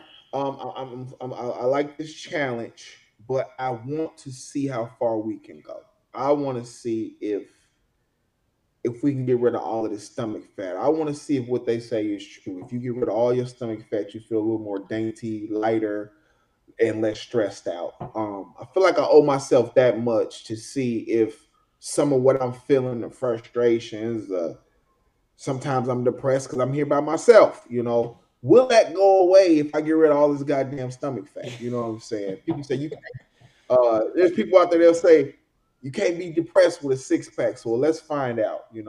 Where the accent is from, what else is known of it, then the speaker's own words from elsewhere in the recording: Chicago, Illinois, United States; also born or lived in Oak Park, Illinois; I grew up in Beverly, and then I moved to Oak Park with my brothers in high school.